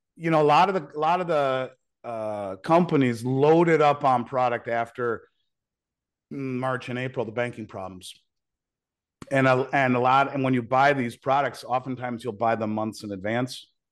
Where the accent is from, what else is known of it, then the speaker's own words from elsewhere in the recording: United States; as a father as an American